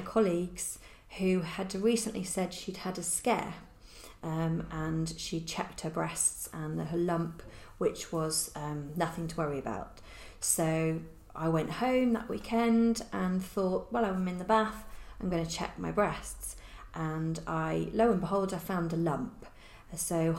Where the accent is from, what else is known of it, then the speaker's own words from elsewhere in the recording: Hereford, West Midlands, United Kingdom; born and bred in Hereford.